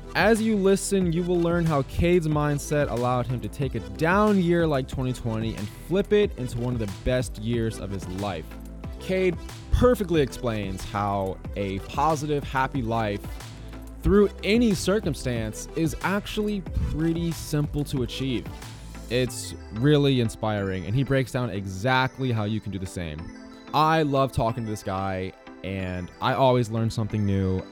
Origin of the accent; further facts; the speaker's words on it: Virginia, United States; moved away as an adult; now in Austin, United States; we're both from Virginia